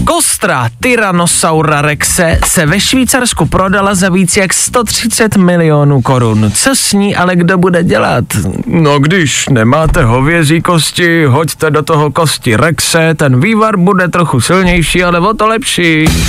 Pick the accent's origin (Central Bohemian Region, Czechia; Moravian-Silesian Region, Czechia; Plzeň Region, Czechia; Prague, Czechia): Plzeň Region, Czechia; Plzeň; moved away; jsem z Plzně, tak někdy přijedu do Plzně